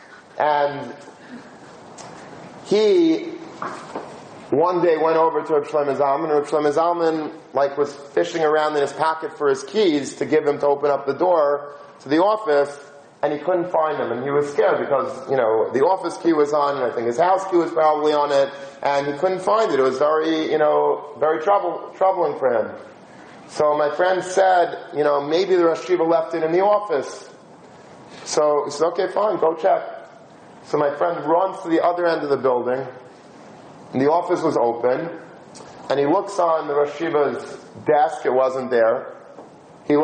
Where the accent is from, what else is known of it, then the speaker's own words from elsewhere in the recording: United States; We're American young people